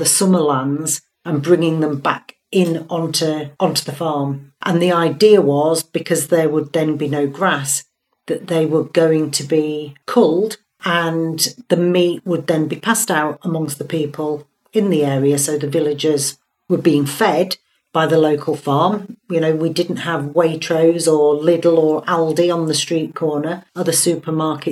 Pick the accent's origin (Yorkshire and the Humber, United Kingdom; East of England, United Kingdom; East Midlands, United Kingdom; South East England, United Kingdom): Yorkshire and the Humber, United Kingdom; Hull; I'm from Hull